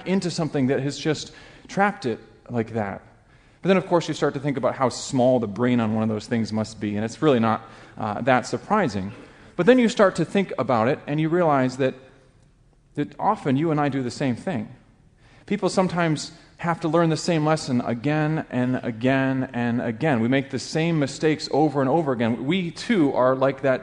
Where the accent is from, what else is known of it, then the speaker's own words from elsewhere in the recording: Alaska, United States; moved away; I grew up in Alaska